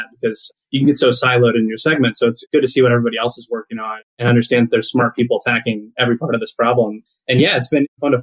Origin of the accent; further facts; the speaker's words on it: Riesel, Texas, United States; also born or lived in Tulsa, Oklahoma / Houston, Texas; my hometown is Riesel, Texas, a small town in central Texas.